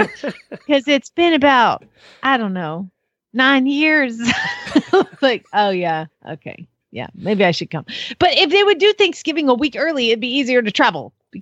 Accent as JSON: {"language": "English", "region": "Georgia", "country": "United States", "said": "I'm from Georgia"}